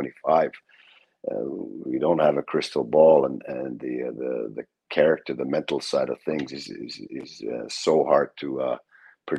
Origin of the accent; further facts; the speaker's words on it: Finland; moved away as an adult; also born or lived in Tampere, Finland; now in Columbus, United States; I was born in that city. But lived a little further north most of my life